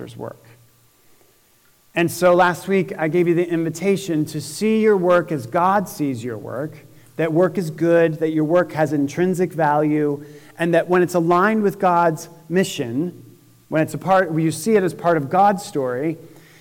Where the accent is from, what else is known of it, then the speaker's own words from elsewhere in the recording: Syracuse, New York, United States; now in Indianapolis, United States; when I was little growing up in Syracuse, New York